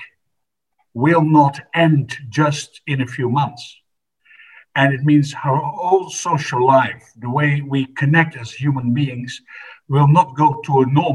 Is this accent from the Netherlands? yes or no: yes; Netherlands; I come from the Netherlands, and I can say that we are an old established democracy